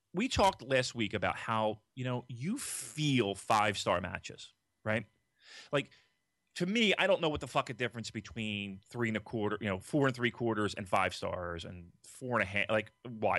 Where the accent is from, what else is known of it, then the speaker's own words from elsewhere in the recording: Philadelphia, Pennsylvania, United States; we're from Philadelphia